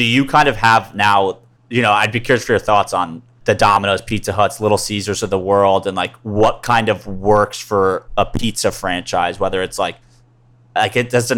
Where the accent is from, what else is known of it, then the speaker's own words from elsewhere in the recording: Northeast, United States; I grew up in the Northeast